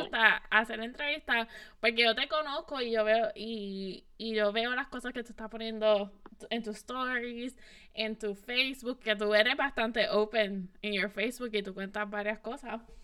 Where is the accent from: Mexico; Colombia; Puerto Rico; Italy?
Puerto Rico; moved away as an adult; now in United States